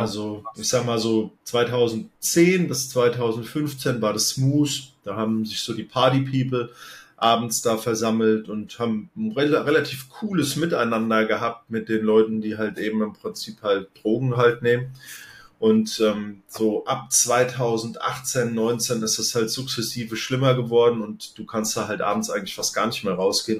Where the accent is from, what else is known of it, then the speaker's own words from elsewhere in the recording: Offenbach am Main, Hesse, Germany; ich bin in Offenbach aufgewachsen.